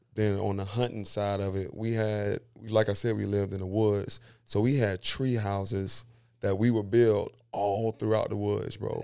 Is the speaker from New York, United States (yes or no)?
no; Seffner, Florida, United States; also born or lived in Carver City, Florida; born and raised, like I said, in Sefina, Florida